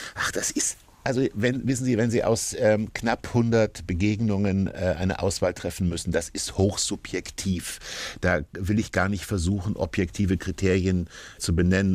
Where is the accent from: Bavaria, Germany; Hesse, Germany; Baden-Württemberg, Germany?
Hesse, Germany; Kassel; now in Hamburg, Germany; ich bin in Kassel aufgewachsen